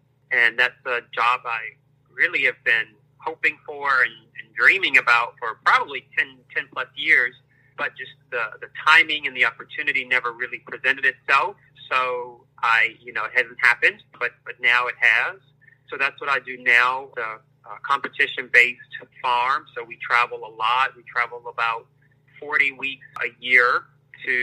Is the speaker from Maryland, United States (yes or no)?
yes; Prince George's County, Maryland, United States; moved away as an adult; also born or lived in North Carolina; now in Los Angeles, United States; I am originally from Maryland, Prince George's County, Maryland, just outside of Washington, D.C. That's where I grew up